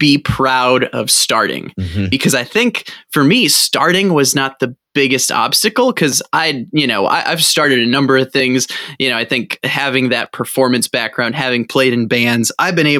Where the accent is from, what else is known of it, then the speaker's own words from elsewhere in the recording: St. Louis, Missouri, United States; moved away as an adult; also born or lived in Milwaukee; my hometown of St. Louis